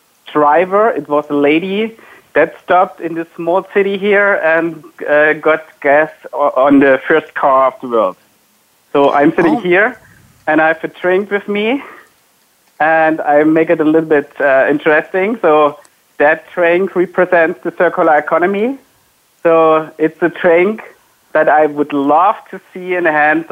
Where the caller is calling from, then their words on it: Wiesloch, Baden-Württemberg, Germany; I'm calling from the headquarters of SAP, so sitting in my house, and it's a city called Wieslach